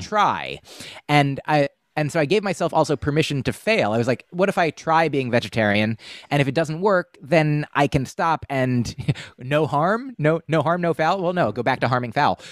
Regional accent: United States; We grew up in the United States

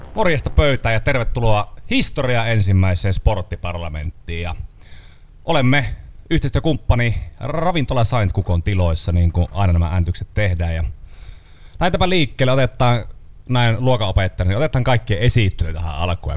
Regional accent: Kuhmo, Kainuu, Finland; minä olen Kuhmosta

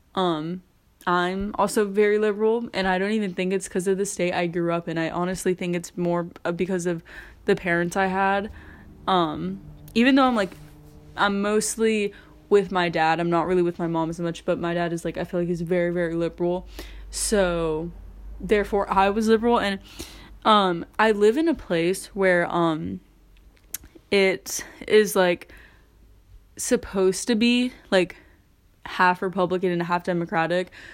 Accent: California, United States; growing up in California

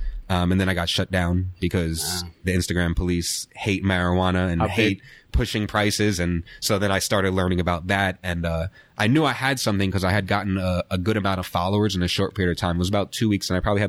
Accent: New York, United States; He's from the Bay Area. I was from New York.

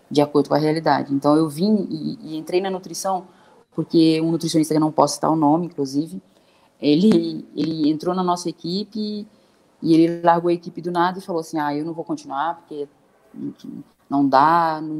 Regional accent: Brasília, Federal District, Brazil; moved away; Eu morava em república quando era atleta, que minha família é de Brasília, né? Eu sou de Brasília

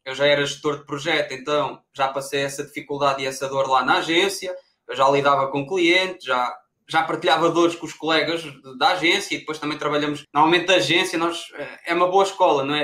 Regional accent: Pombal, Leiria District, Portugal; Eu sou de Pombal, é, perto de Leiria.

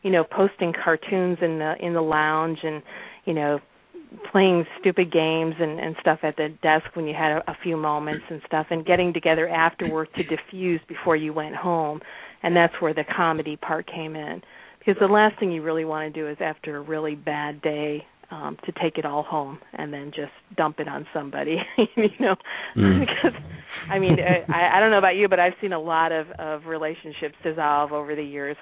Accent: Chicago, Illinois, United States; now in Florida, United States; I'm actually originally from Chicago

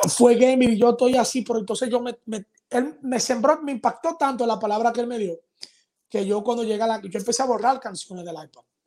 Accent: Dominican Republic; Aquí en mi país

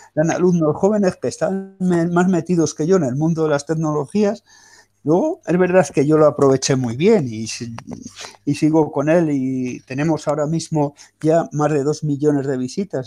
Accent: Spain; los españoles somos distintos

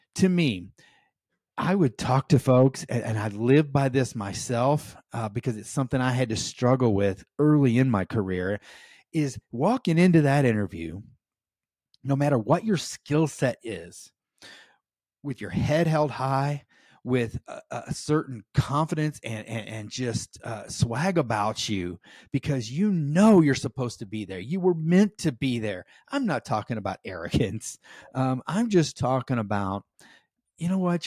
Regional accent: United States; as an American

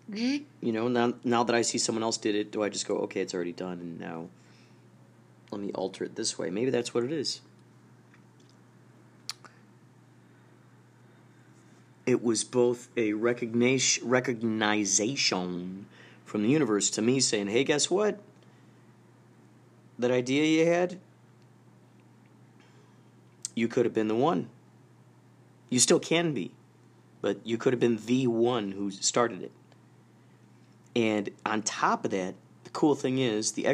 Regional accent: Carol Stream, Illinois, United States; moved away; I grew up in Carroll Stream, Illinois.

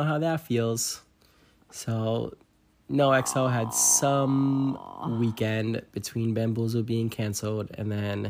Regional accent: New York City, New York, United States; we're from Staten Island

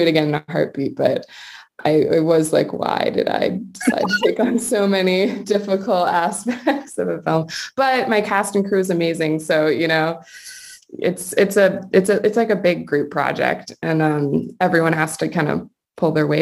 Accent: New England, near Salem, Massachusetts, United States; I grew up in New England, like very close to Salem

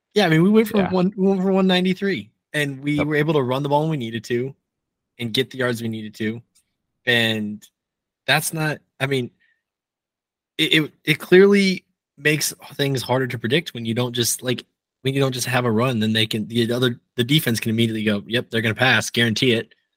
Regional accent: Nebraska, United States; moved away; I grew up in Nebraska, and my dad still lives in Nebraska

